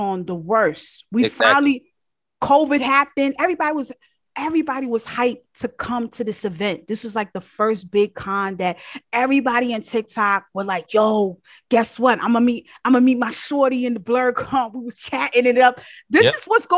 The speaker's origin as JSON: {"language": "English", "region": "New York", "country": "United States", "said": "I'm from New York."}